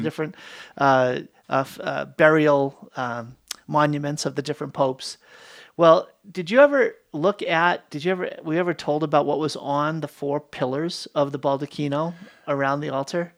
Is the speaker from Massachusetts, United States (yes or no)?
yes; Boston, Massachusetts, United States; I grew up in Boston.